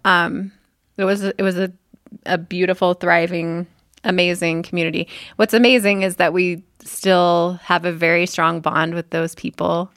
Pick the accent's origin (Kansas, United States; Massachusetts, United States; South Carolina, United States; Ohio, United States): Kansas, United States; moved away; also born or lived in Oklahoma; I grew up in Kansas